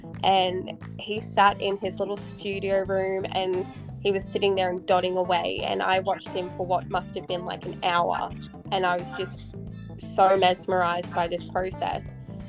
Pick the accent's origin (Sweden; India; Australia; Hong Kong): Australia; Perth, Western Australia; born there; also born or lived in Townsville / Newcastle / Brisbane / Sunshine Coast; I was born in Perth, I've lived in Townsville, I've lived in Newcastle, Brisbane, Sunshine Coast.